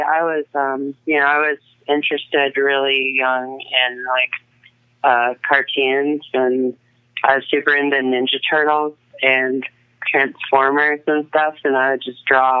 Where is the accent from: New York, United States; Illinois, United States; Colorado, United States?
Colorado, United States; Boulder; also born or lived in Aspen, Colorado / Boston / Pittsburgh / Mechanicsburg, Pennsylvania; I think that was probably about like seven when we moved back out here. So, yeah, then I've lived here in Colorado ever since.